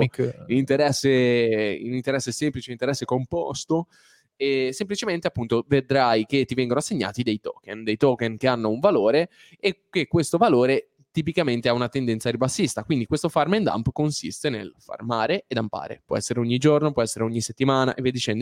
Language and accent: Italian; Liguria, Italy; siamo liguri